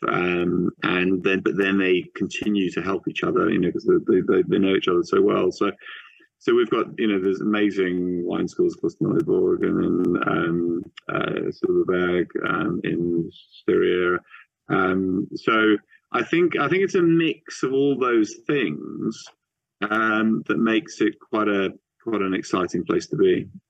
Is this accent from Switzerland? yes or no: yes; Switzerland; moved away; also born or lived in New Zealand; I grew up in Switzerland near in a wine region and um, also lived in, in different places